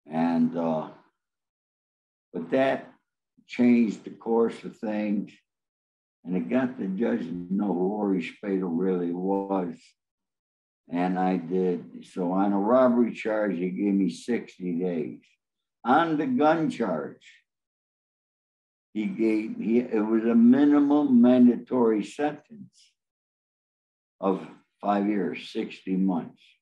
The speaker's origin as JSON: {"language": "English", "town": "Los Angeles", "region": "California", "country": "United States", "said": "Well, you got to remember, I'm from Los Angeles. I'm a Hollywood fixer, I'm also a connector."}